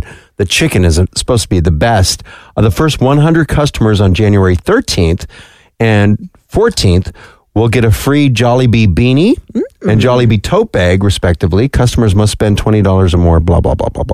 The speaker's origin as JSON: {"language": "English", "region": "Upper Peninsula of Michigan", "country": "United States", "said": "I'm a youper."}